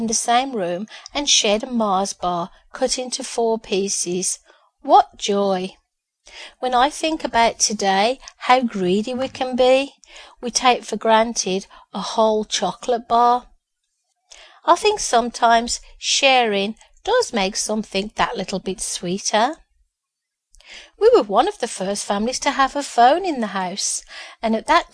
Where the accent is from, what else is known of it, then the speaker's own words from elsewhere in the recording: Birmingham, West Midlands, United Kingdom; born in Birmingham, the UK, to parents who worked very hard and had moved to a new housing estate just after I was born